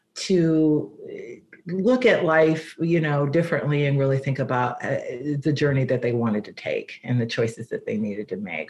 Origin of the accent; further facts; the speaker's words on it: Cincinnati, Ohio, United States; moved away as an adult; also born or lived in San Diego / Phoenix; now in Palos Verdes, United States; Well, I was born in Cincinnati, Ohio. That's where I grew up